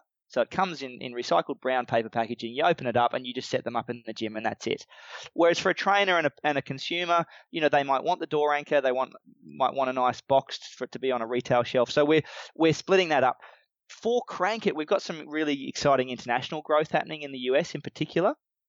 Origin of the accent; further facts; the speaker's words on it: Australia; A lot of our Australian customers like that we're Australian.